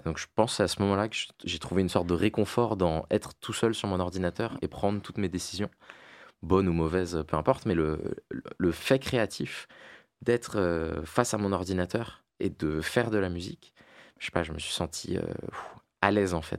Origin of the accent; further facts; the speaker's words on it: La Défense, Île-de-France, France; moi j'ai grandi à La Défense